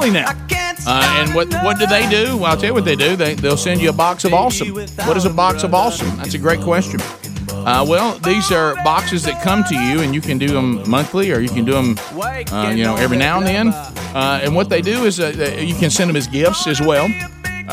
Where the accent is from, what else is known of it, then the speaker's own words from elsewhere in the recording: the South, United States; I'm from the South.